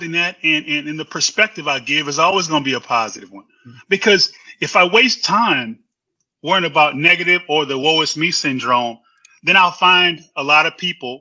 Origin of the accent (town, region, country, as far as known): New Orleans, Louisiana, United States; born or raised there; moved away as an adult; now in Houston, United States